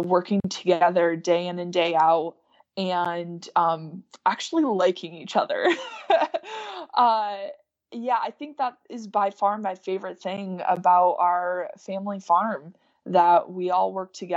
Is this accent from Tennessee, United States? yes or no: no; Lisbon, New York, United States; I'm from New York